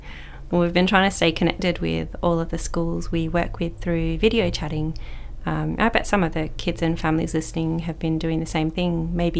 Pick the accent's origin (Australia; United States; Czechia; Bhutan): Australia; Perth, Western Australia; moved away as an adult; now in Broome, Australia; I grew up in Perth and started teaching 16 years ago in a remote community in the Ngunnawal lands. A few years later, I moved to Broome Primary School